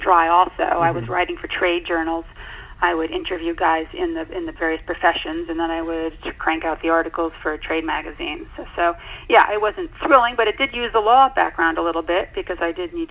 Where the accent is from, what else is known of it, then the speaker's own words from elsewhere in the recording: Connecticut, United States; also born or lived in Virginia; I returned to my home state of Connecticut